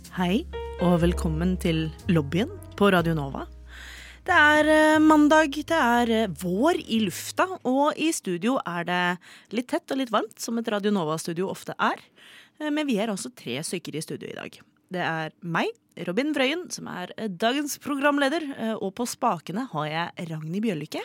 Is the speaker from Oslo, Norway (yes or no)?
yes; Oslo, Norway; er fra Oslo